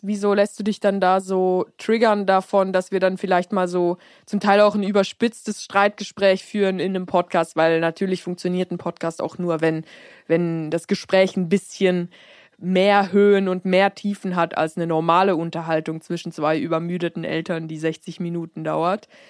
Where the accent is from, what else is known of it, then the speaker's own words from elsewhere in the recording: Switzerland; also born or lived in United States; ich bin in Amerika geboren, aber dann wurde ich, als ich sehr klein war, noch nach, nach äh, in die Schweiz transportiert